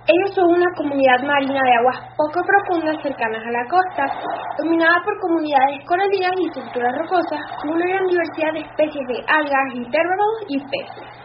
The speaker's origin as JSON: {"language": "Spanish", "country": "Chile", "said": "soy una científica chilena que dedica su tiempo a la investigación de los arrecifes de coral"}